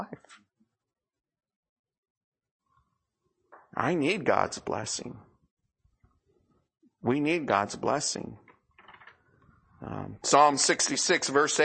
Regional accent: United States; here in America

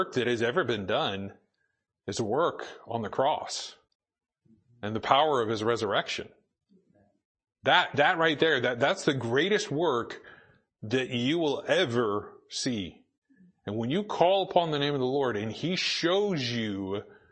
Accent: Boise, Idaho, United States; moved away; I grew up in Boise

